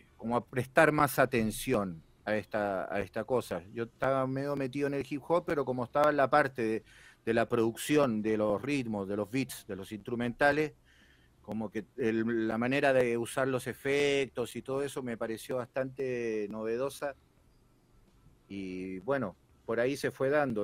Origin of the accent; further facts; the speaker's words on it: Chile; moved away as an adult; now in Argentina; yo soy chileno, pero ya llevo 13 años viviendo acá.